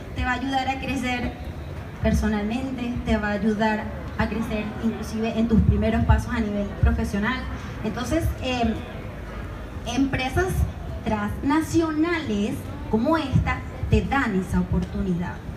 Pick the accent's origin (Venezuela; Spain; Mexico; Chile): Venezuela; moved away; por mi acento, yo soy extranjera. Yo vengo de Venezuela